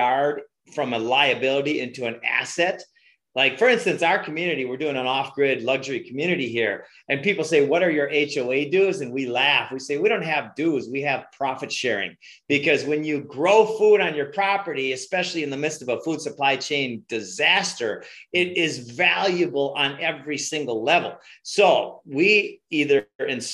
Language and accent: English; Minnesota, United States; moved away; also born or lived in Hawaii; I'm from Minnesota